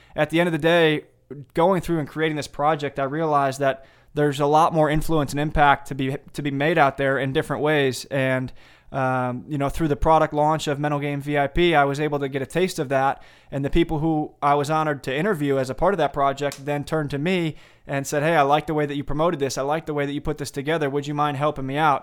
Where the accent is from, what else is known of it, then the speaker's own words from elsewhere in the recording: Sandwich, Illinois, United States; I grew up in Sandwich, Illinois, a small suburb about an hour straight west of Chicago